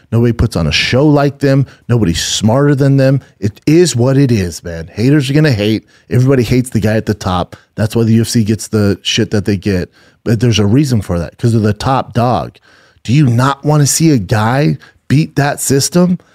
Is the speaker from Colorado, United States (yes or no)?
yes; Denver, Colorado, United States; now in Los Angeles, United States; I'm from Denver